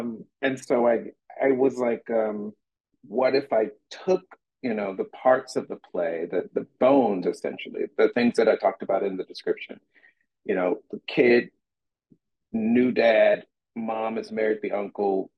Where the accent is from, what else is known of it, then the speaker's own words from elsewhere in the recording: Bessemer City, North Carolina, United States; moved away; I'm from North Carolina. I'm from Bessemer. I grew up in Bessemer City, North Carolina